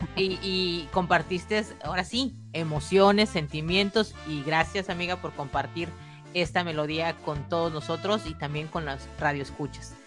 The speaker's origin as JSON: {"language": "Spanish", "country": "Mexico", "said": "yo soy mexicana"}